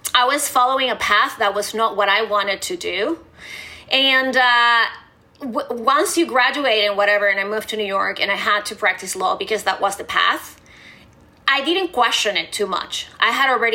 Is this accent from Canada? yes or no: no; Venezuela; moved away; I grew up in Venezuela